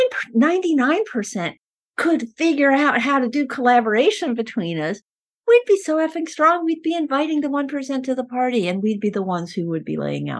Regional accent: Peru; first language Spanish; English is a second language; moved away; I was born in Peru. My Spanish is my first language.

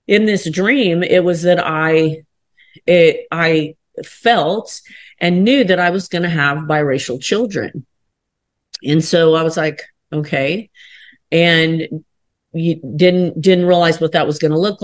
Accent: Kansas, United States; I'm from Kansas in the country. So like I grew up on the ranch

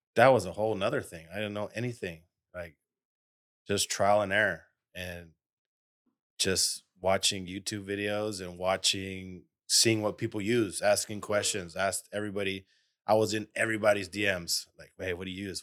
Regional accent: United States; also born or lived in Detroit; I'm from Austin Heights, like, what, twenty minutes away from here

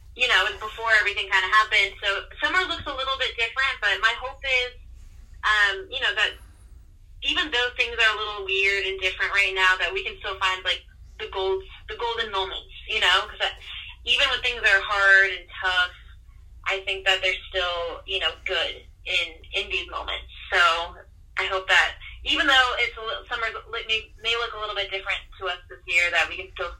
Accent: Mesa, Arizona, United States; I grew up in Mesa

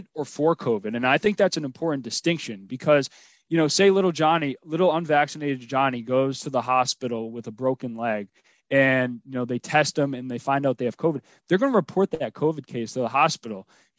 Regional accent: Rhode Island, United States; I'm from Rhode Island

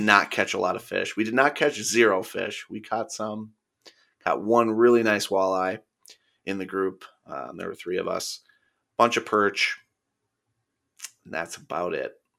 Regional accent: Minnesota, United States; being a Minnesotan

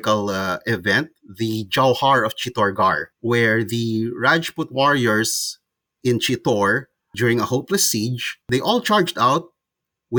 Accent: Philippines; that's where I am from. I'm a Filipino.

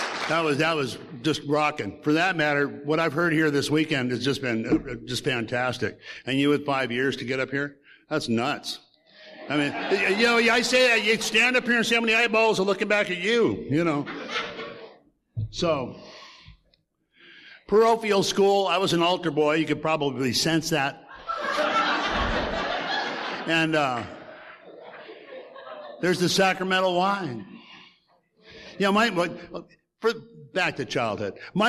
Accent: Portland, Oregon, United States; I grew up in Portland. My dad worked out in the docks, the shipyards in Portland, and we grew up above that in the neighborhoods.

